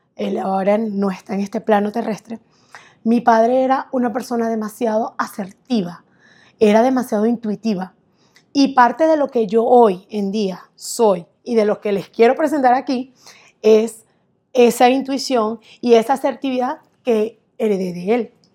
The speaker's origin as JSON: {"language": "Spanish", "town": "Barquisimeto", "region": "Lara", "country": "Venezuela", "moved": "yes", "said": "soy venezolana de Barquisimeto"}